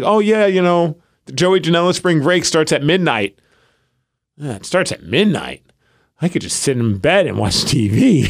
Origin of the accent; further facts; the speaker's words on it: New York, United States; growing up in New York